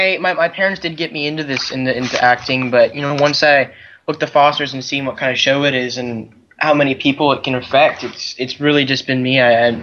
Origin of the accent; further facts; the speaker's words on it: Arizona, United States; I think I'm going to go to ASU in Arizona. I'm going to stick with my hometown.